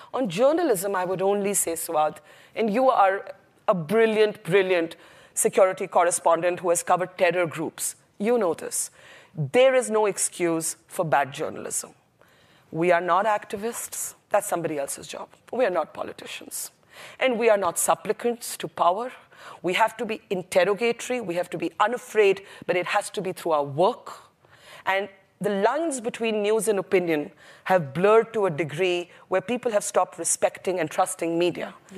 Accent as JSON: {"language": "English", "country": "India", "said": "I was a brown girl from India"}